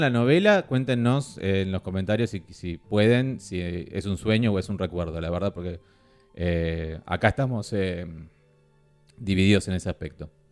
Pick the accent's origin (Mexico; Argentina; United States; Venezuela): Argentina; somos Argentina